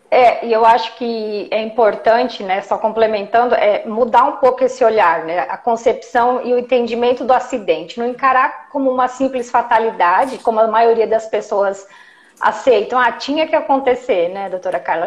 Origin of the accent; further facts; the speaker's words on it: Jundiaí, São Paulo, Brazil; Eu sou de Jundiaí, atendo Jundiaí região